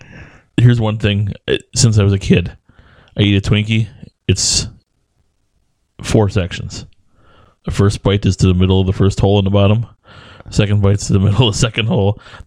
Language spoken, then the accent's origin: English; Wisconsin, United States; We're from Wisconsin.